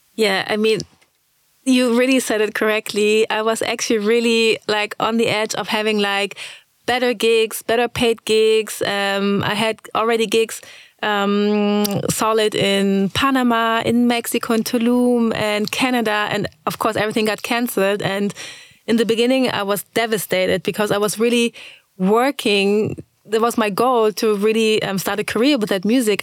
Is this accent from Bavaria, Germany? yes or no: no; Braunschweig, Lower Saxony, Germany; also born or lived in Lagos, Nigeria; I was born in Braunschweig. Um, I lived there until I was, let's say, 3